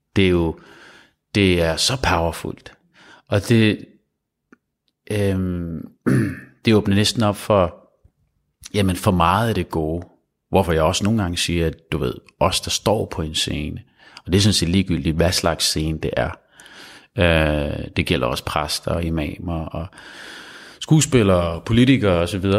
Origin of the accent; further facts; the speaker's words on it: Copenhagen, Capital Region of Denmark, Denmark; jeg er født i København